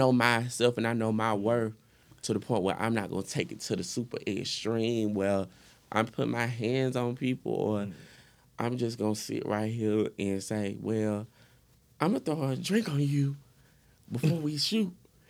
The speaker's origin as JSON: {"language": "English", "town": "Atlanta", "region": "Georgia", "country": "United States", "accent": "Atlanta", "said": "I'm from Atlanta."}